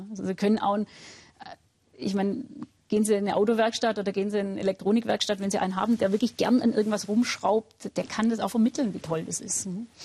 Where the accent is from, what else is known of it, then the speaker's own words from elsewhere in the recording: Baden-Württemberg, Germany; Also ich bin ja auch aus Württemberg stammend, kriegt man immer so ein gewissen pietistischen äh, Grundton